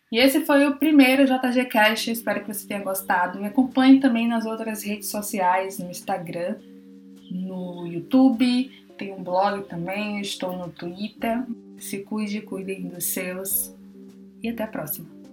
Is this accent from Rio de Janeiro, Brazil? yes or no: no; Bahia, Brazil; Eu sou da Bahia